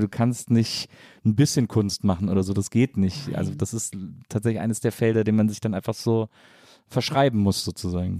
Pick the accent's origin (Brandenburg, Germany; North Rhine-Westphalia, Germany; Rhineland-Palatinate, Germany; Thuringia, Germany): North Rhine-Westphalia, Germany; Wesseling; ich komme ja aus Wesseling